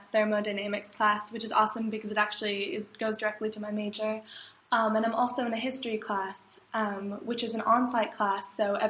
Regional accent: Santa Barbara, California, United States; I'm, I guess, a sophomore studying mechanical engineering, and I'm from Santa Barbara, California.

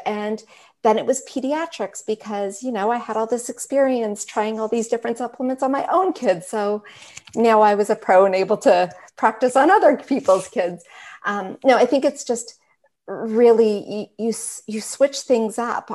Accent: Richmond Hill, Ontario, Canada; also born or lived in Calgary; I was raised in Richmond Hill, so over on this side of Canada

